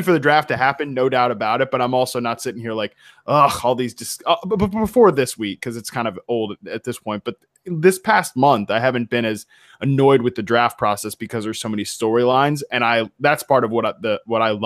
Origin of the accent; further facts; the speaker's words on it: Virginia, United States; now in West Coast, United States; my home state